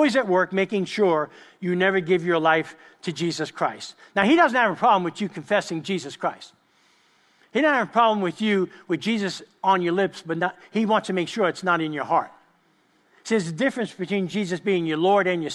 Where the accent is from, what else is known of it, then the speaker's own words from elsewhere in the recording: New York, United States; I grew up with them in East Harlem in New York